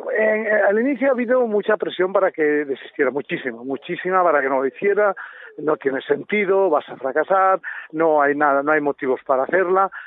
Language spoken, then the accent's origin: Spanish; Durango, Basque Country, Spain; moved away as an adult; now in Switzerland; sí yo soy de, Durango de Llorreta es donde me he criado y, y donde he nacido